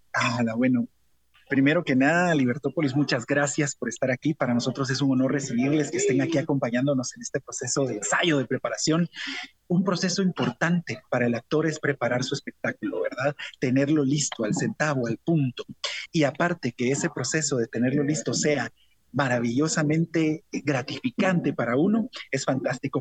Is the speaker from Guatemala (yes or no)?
yes; Guatemala; hay una esencia que como guatemaltecos nos identifica